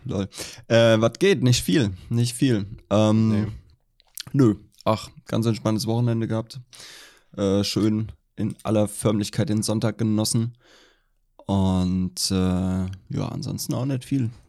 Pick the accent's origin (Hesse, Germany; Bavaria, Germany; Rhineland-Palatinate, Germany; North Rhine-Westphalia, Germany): Hesse, Germany; Allendorf; wo ich aufgewachsen bin, meine Hometown Allendorf